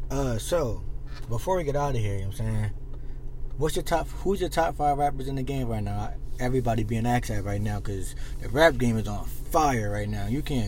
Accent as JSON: {"language": "English", "town": "Philadelphia", "region": "Pennsylvania", "country": "United States", "tie": "born or raised there", "said": "alright, well, growing up in Philly, well, as of right now, you see all these homicides, all these like shit going on, and you know you deal with haters."}